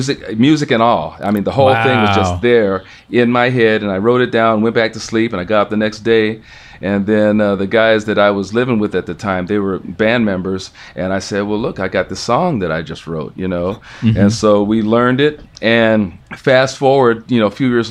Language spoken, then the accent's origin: English; United States; I'm an American guy